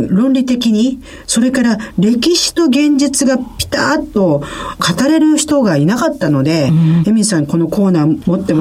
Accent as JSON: {"language": "Japanese", "country": "Japan", "said": "私たち日本人"}